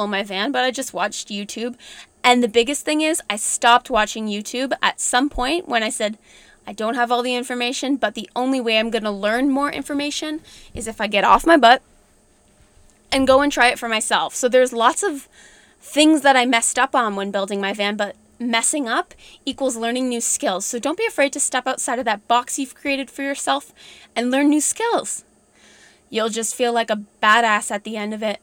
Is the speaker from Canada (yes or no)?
yes; Ontario, Canada; I'm from Ontario